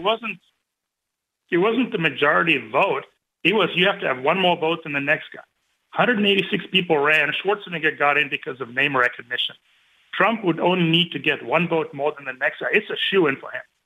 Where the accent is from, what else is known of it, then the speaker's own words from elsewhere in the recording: California, United States; moved away as an adult; now in North Carolina, United States; I'm from California. We're now refugees from California. We're in beautiful North Carolina.